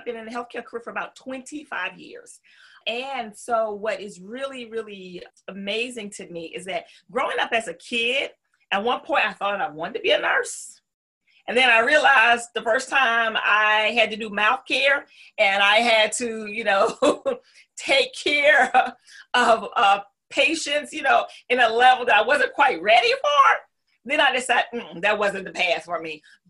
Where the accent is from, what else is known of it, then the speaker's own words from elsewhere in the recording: the South, United States; accent: Southern; And because I'm from the South, my accent always, you know, the topic of conversation in the corporate world.